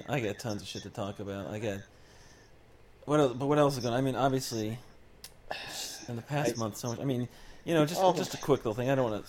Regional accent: Florida, United States; also born or lived in Melbourne, Florida; we're from Florida and we've been through hurricanes

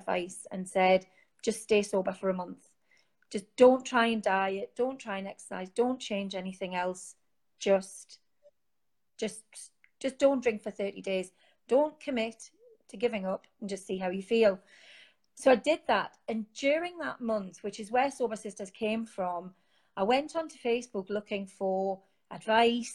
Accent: Newcastle upon Tyne, North East England, United Kingdom; as you can tell from my accent, I'm from Newcastle

